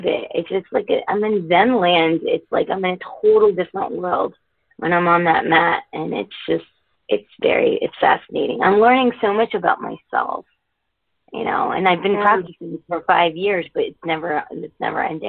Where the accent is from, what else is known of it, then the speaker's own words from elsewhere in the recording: United States; also born or lived in Connecticut; I was born and raised in the States, but I happen to be Indian